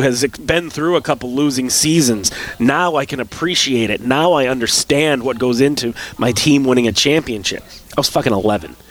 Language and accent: English; South Dakota, United States; born or raised there